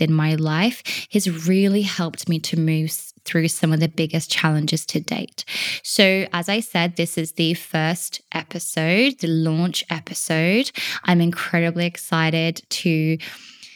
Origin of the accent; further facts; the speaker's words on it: Australia; moved away as an adult; now in Wales, United Kingdom; I am originally from Australia